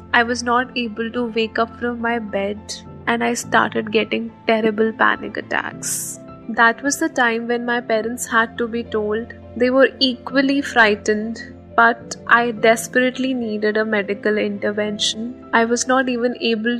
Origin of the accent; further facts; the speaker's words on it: Haryana, India; moved away as an adult; now in Delhi, India; I'm basically from Haryana, but it's been 6 years that I'm living in Delhi for my education